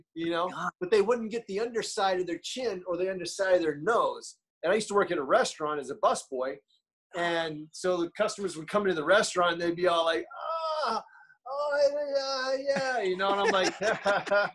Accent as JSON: {"language": "English", "town": "Destin", "region": "Florida", "country": "United States", "said": "I'm from Florida. Yes. I'm from a little redneck area"}